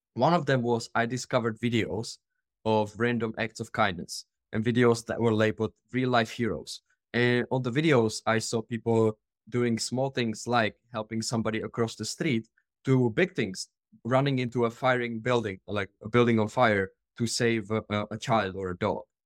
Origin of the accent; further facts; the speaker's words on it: Czechia; moved away as an adult; I am originally from the Czech Republic